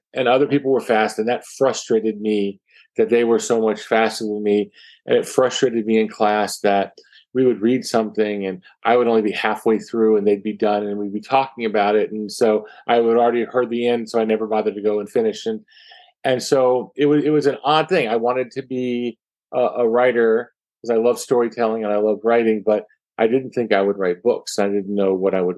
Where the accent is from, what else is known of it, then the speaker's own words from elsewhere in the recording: Atlantic Beach, Florida, United States; I grew up in Atlantic Beach, Florida.